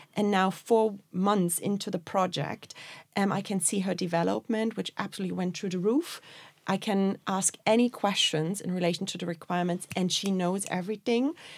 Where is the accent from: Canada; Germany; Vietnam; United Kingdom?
Germany; Berlin; moved away as an adult; now in Dublin, Ireland; I'm originally from Berlin